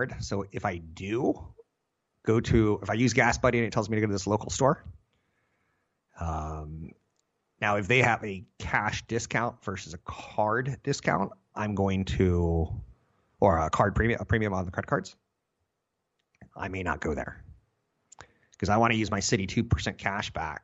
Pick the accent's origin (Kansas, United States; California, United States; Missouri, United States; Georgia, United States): California, United States; in California, because we're Californian.